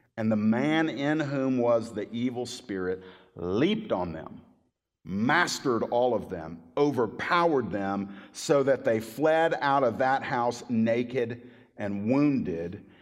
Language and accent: English; Miami, Florida, United States; where I was born in Miami